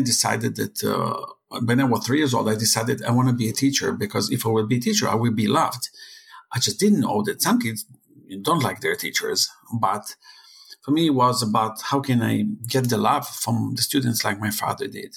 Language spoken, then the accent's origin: English; Israel; I'm from Israel, hacking is part of our life